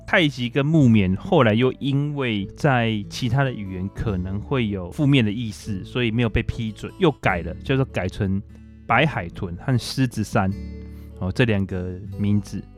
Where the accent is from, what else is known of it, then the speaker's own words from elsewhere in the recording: Taiwan; 我们台湾人